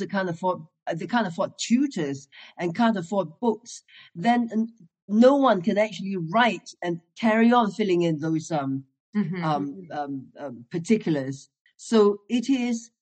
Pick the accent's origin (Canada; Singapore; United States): Singapore; moved away as an adult; also born or lived in Hong Kong; now in London, United Kingdom; I'm from Singapore